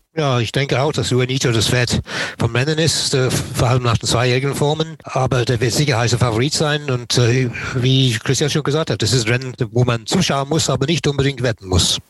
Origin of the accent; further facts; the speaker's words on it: Nottingham, East Midlands, United Kingdom; German is a second language; moved away; ich bin in Nottingham geboren und aufgewachsen